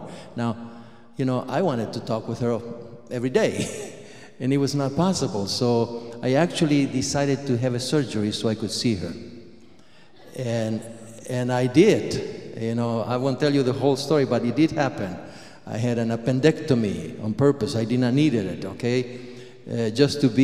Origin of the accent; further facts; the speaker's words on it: Argentina; moved away; I was born in Argentina